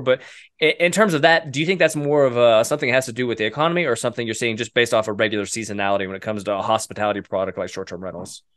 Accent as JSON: {"language": "English", "region": "Oklahoma", "country": "United States", "tie": "born or raised there", "said": "I grew up in Oklahoma"}